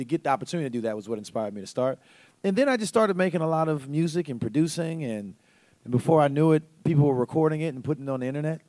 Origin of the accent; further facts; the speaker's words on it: Tampa, Florida, United States; I'm from Tampa, Florida